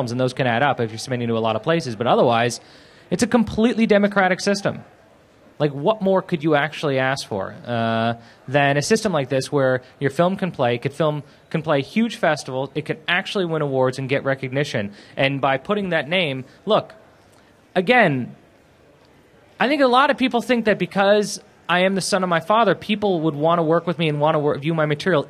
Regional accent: Beverly Hills, California, United States; I grew up in Beverly Hills

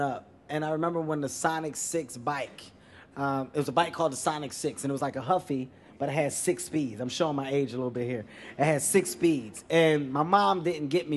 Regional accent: Philadelphia, Pennsylvania, United States; moved away; also born or lived in New York City; I'm from Philadelphia, but I lived in New York for some time

